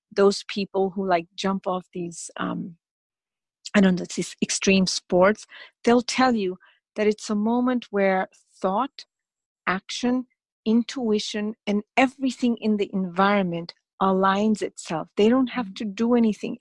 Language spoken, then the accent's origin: English; India; I'm from India